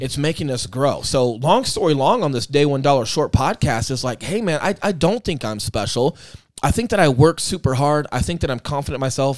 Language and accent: English; Aurora, United States; moved away as an adult; my hometown